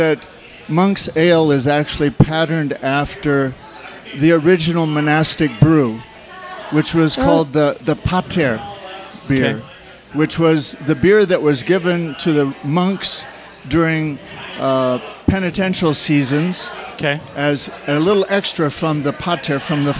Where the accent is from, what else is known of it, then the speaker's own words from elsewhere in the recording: Iowa, United States; moved away; I'm originally from Iowa.